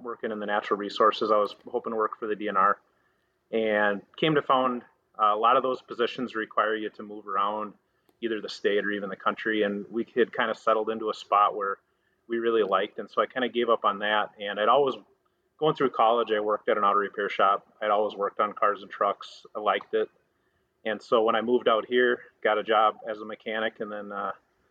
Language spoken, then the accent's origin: English; Bloomington, Minnesota, United States; also born or lived in Woodbury, Minnesota; now in Wisconsin, United States; I grew up in Minnesota, a couple suburbs of the Twin Cities, Bloomington at first and then Woodbury a little bit later, but right around Minneapolis-St. Paul area